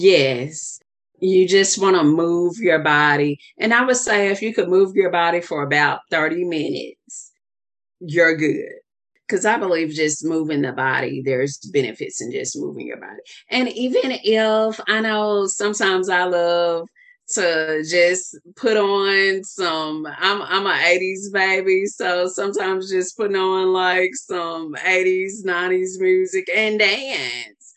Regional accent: the South, United States; I'm from the South

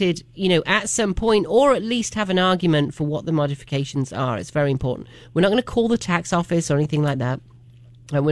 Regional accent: England, United Kingdom; also born or lived in Miami; now in Asheville, United States; I moved from a tiny little village in the middle of nowhere, basically, in England, and grew up surrounded by farms

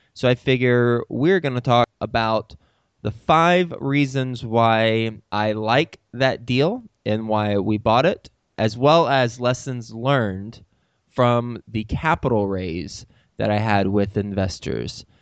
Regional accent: Dallas, Texas, United States; moved away as an adult; also born or lived in Lubbock, Texas / New York City; I'm from Dallas, Fort Worth. I know the area very, very well

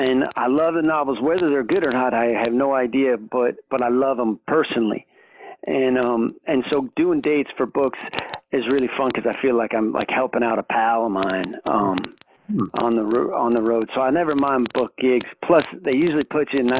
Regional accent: Reno, Nevada, United States; I grew up in Reno, Nevada

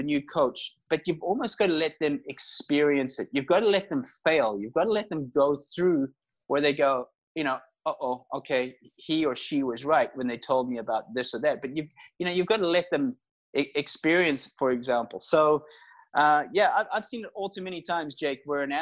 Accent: South Africa; also born or lived in Northern Ireland; I was born in Northern Ireland. I was actually born in the same hospital as Rory McIlroy, the golfer. Then immigrated to South Africa. So that's probably where you hear the accent from when I was 6 years old. I was educated in South Africa

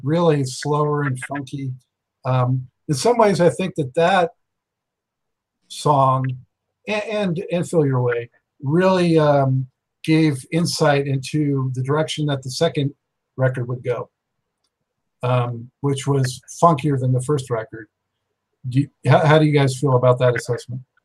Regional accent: Los Angeles, California, United States; I was born and raised in Los Angeles

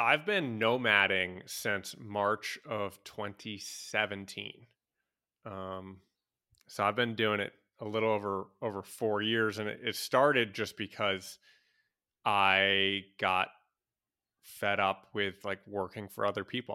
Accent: United States; moved away; as a American

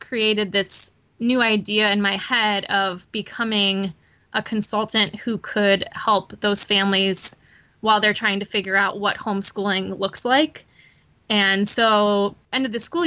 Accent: Michigan, United States; moved away as an adult; now in Chattanooga, United States; I am originally from Michigan, grew up there, went to college there

